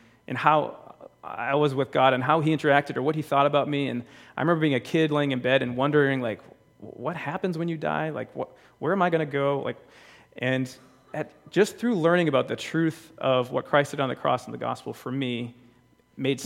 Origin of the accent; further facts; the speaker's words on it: Bridgewater, Massachusetts, United States; We belonged to a church called St. John's when I was growing up. I'm from Bridgewater, Massachusetts.